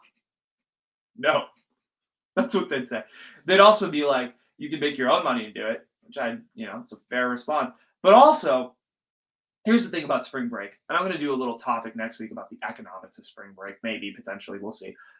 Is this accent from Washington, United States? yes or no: no; Silicon Valley, California, United States; I grew up in the Valley. I grew up in the Silicon Valley